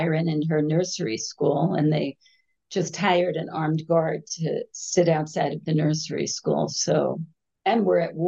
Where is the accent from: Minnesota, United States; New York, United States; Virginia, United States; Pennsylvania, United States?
New York, United States; moved away as an adult; now in Jerusalem, Israel; I grew up in New York